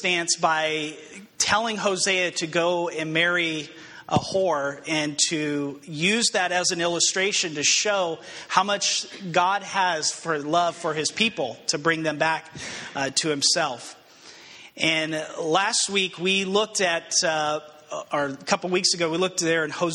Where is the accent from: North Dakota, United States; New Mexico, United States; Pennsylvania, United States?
New Mexico, United States; Albuquerque; moved away as an adult; I grew up in Albuquerque, New Mexico, and last time I lived at home, I was, I think, 19, maybe 20 years old.